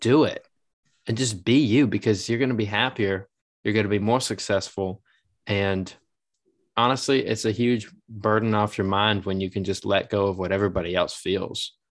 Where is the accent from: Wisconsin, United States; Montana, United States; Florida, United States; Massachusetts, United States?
Massachusetts, United States; moved away; I'm from Massachusetts